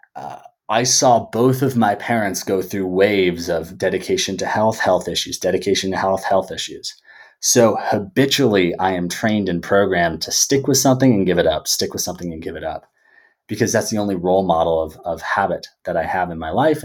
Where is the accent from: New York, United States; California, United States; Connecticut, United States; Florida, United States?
California, United States; Bay Area; living and growing up in the Bay Area